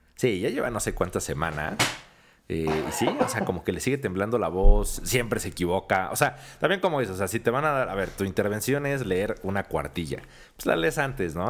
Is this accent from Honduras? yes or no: no; Mexico; los mexicanos